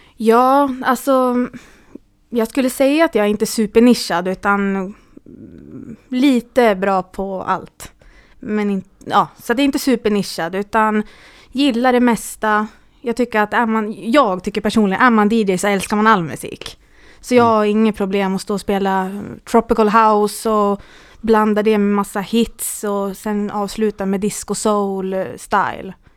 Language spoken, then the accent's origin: Swedish; Gävle, Gävleborg County, Sweden; moved away as an adult; also born or lived in Åre; now in Gävle, Sweden; är här från Valbo, Gävle